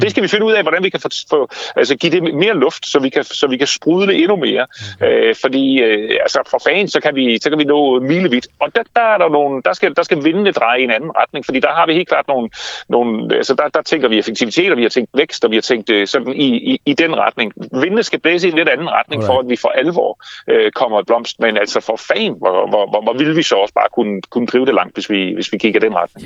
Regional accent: Denmark; vi danskere, nogle af verdens lykkeligste mennesker

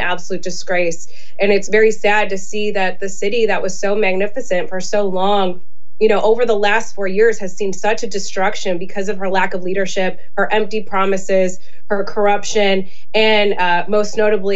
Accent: Illinois, United States; we're from Illinois.

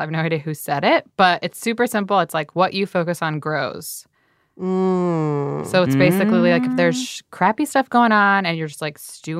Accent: Albany, New York, United States; also born or lived in Western Massachusetts; I grew up in Albany, New York, the capital

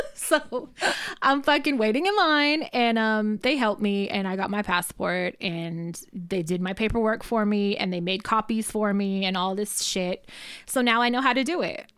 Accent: Richmond, United States; I'm from Richmond

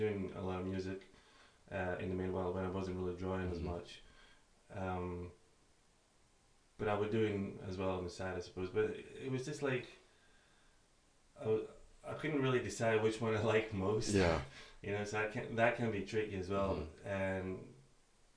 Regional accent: Greece; moved away as an adult; now in Aberdeen, United Kingdom; I'm from Greece originally, and I came here in 2008 for studies.

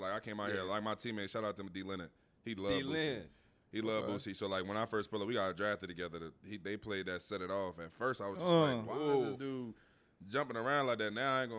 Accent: Philadelphia, Pennsylvania, United States; moved away as an adult; now in Indianapolis, United States; I'm from a big city. Like, I'm obviously, I went to a college town. I'm from Philly.

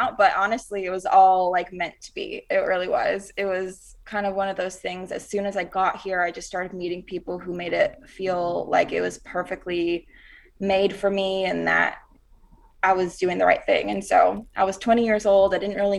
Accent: Rock Hill, South Carolina, United States; now in Nashville, United States; I'm from Rock Hill, South Carolina, and it's like right up near Charlotte, North Carolina

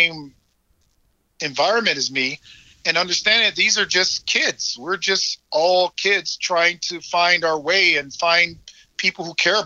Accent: Chicago, Illinois, United States; I grew up in South Side of Chicago.

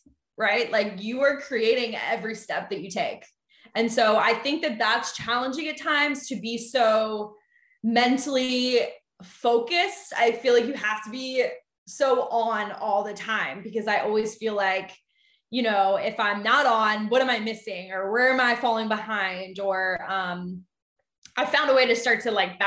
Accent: Philadelphia, Pennsylvania, United States; also born or lived in Ohio; I'm actually originally from Philly, born and raised

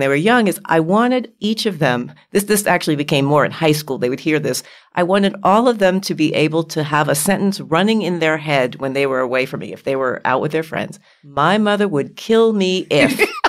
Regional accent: New York City, New York, United States; They grew up in New York City. I grew up in New York City.

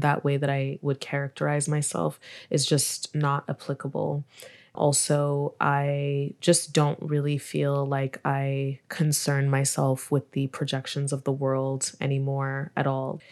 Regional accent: Montreal, Quebec, Canada; also born or lived in Nigeria; now in Toronto, Canada; I was born in Nigeria, but I grew up in Montreal

